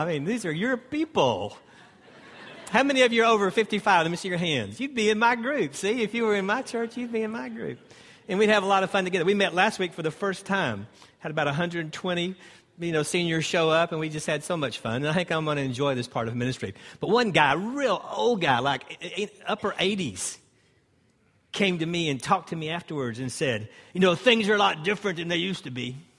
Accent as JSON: {"language": "English", "town": "Greenville", "region": "South Carolina", "country": "United States", "said": "This is about my fourth time to be here, and I'm from Greenville, South Carolina, and an instructor with Walk Through the Bible."}